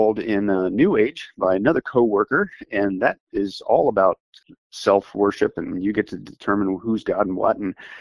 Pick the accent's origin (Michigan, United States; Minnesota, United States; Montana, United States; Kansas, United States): Kansas, United States; southeast; I grew up in Kansas, in that southeast corner at that time